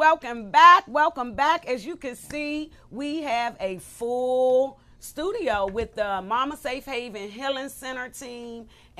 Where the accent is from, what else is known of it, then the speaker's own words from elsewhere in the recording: Washington, District of Columbia, United States; I am from Southeast